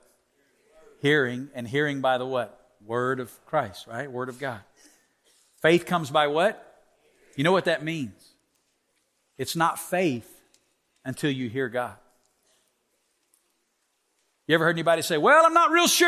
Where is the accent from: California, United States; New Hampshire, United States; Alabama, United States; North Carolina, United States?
Alabama, United States; moved away as an adult; now in Las Vegas, United States; I'm born and raised in Alabama